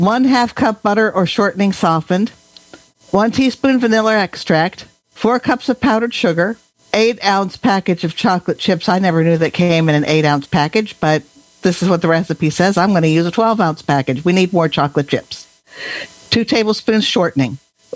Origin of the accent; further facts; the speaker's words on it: Bellingham, Washington, United States; Oh, where am I from? Oh, Bellingham, Washington.